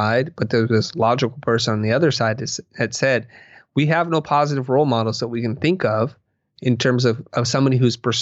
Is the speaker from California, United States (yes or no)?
yes; Silicon Valley, California, United States; I am growing up in Silicon Valley